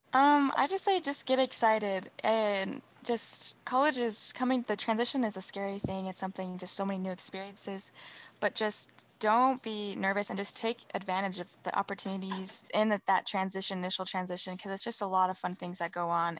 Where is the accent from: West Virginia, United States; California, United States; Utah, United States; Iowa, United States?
Utah, United States; Woods Cross; my hometown is Woods Cross, Utah